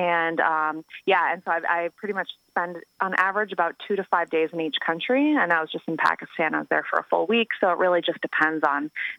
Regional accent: Connecticut, United States; moved away; also born or lived in Los Angeles; I'm from Connecticut, actually.

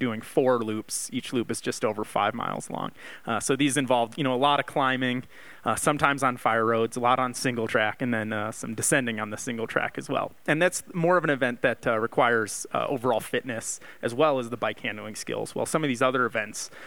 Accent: Valparaiso, Indiana, United States; moved away as an adult; now in Oakland, United States; I grew up in Valparaiso, Indiana, a little town in northwest Indiana

